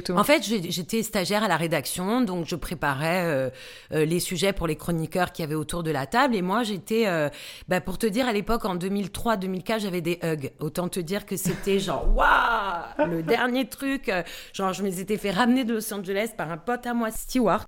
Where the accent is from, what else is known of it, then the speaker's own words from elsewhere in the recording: Bastia, Corsica, France; moved away as an adult; also born or lived in Paris; j'ai passé le bac euh, à Bastia, puisque je, je suis corse. Je suis arrivée effectivement comme tu l'as dit dans l'intro, à Paris pour faire des études